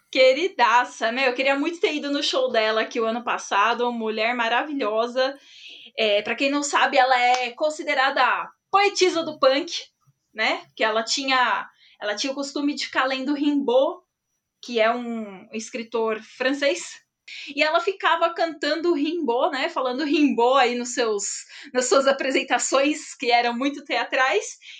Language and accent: Portuguese; São Paulo, Brazil; Sou de São Paulo